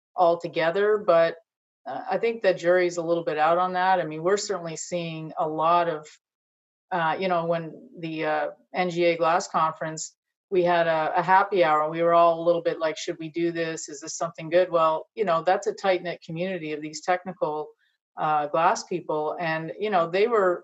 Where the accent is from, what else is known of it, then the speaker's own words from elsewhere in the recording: Montreal, Quebec, Canada; moved away as an adult; also born or lived in Ontario / Virginia; I grew up in Montreal